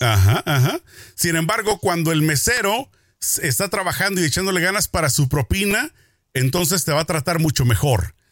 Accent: Mexico; como mexicano

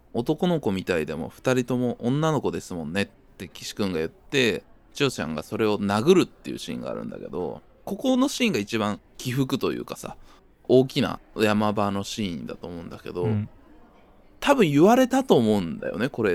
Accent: a snowy town on the Sea of Japan side, Sea of Japan coast, Japan; moved away as an adult; 僕もまあ雪の降る町で高校生、18歳まで育ったんで

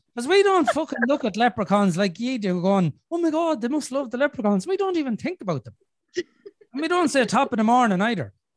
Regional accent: Ireland; I'm Irish.

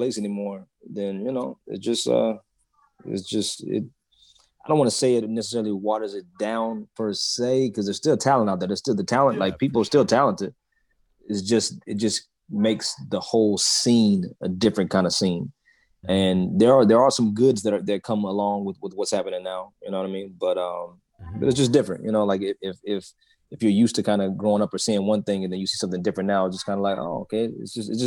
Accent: Atlanta, Georgia, United States; I grew up in Atlanta

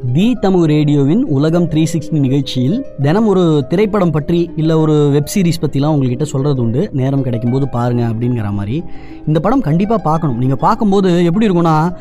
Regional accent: India; இந்தியாவில பிறந்தேன்

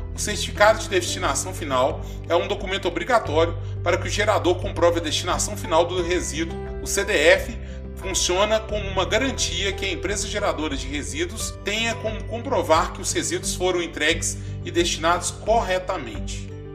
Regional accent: Belo Horizonte, Minas Gerais, Brazil; now in Diamantina, Brazil; eu fui nascido criado em Belo Horizonte

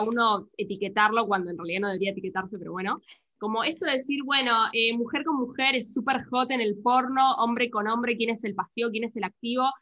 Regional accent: Argentina; somos en Argentina

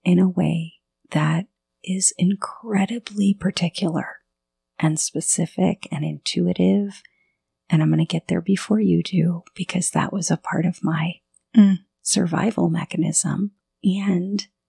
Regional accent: southern Florida, United States; I grew up in southern Florida

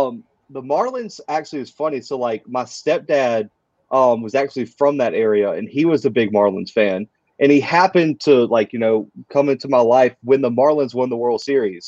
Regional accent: Mobile, Alabama, United States; moved away as an adult; now in Kansas, United States; when you're growing up in Mobile

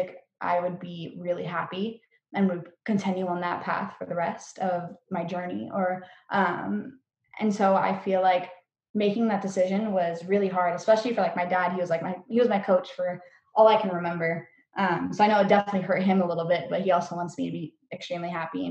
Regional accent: Norco, California, United States; I come from Norco, which is like Horsetown, USA

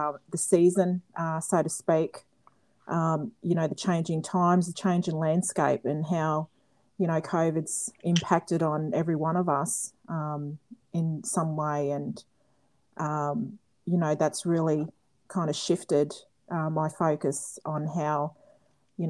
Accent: North Queensland, Australia; moved away; language words from my Nywaigi Aboriginal tribal group

